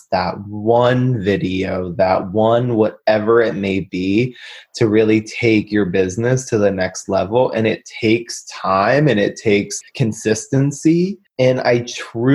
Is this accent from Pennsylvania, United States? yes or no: yes; Pittsburgh, Pennsylvania, United States; I'm from Pittsburgh